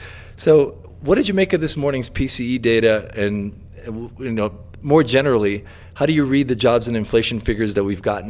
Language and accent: English; Brazil; moved away; my home country of Brazil.